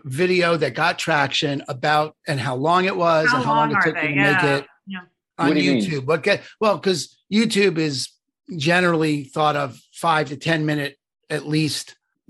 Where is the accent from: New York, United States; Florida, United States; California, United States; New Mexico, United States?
New York, United States; I'm from New York